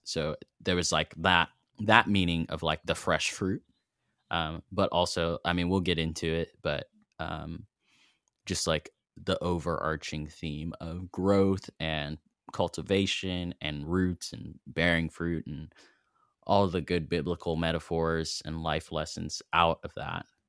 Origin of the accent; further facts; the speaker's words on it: Fayetteville, Arkansas, United States; now in Knoxville, United States; I grew up in Fayetteville, Arkansas